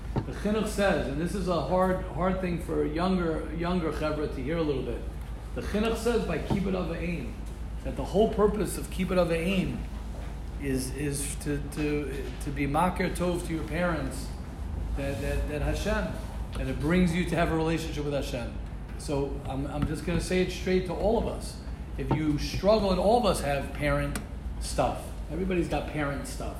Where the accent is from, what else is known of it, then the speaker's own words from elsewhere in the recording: United States; me as an American